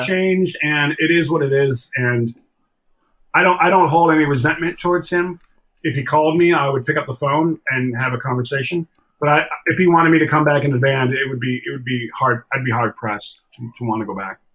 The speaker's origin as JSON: {"language": "English", "town": "Buffalo", "region": "New York", "country": "United States", "tie": "born or raised there", "also_born_or_lived": "Toronto, Canada / Los Angeles", "moved": "yes", "said": "growing up in Buffalo"}